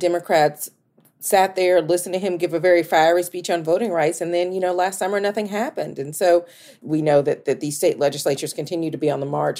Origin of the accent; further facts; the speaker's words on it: Atlanta, Georgia, United States; my hometown of Atlanta